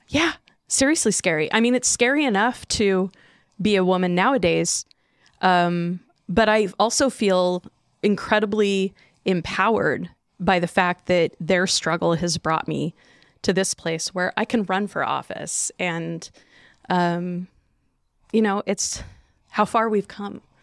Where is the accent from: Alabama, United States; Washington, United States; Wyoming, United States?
Washington, United States; Chinook; wanting to move back to Chinook, you know, 'cause it's where I grew up.